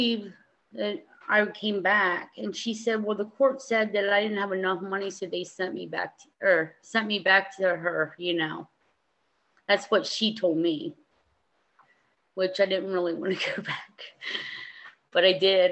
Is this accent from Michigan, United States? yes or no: no; East Berlin, Pennsylvania, United States; also born or lived in Perry County, Pennsylvania / Lancaster, Pennsylvania; I grew up in East Berlin, Pennsylvania